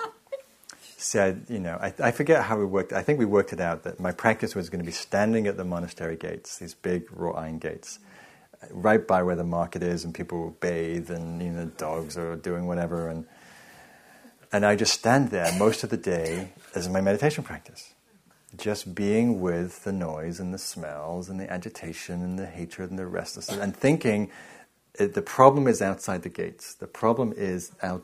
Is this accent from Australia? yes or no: no; England, United Kingdom; moved away as an adult; now in United States; I'm from England